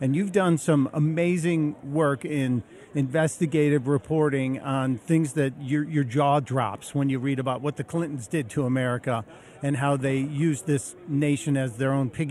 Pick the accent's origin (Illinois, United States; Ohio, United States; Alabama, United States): Illinois, United States; Chicago; moved away; my hometown, Chicago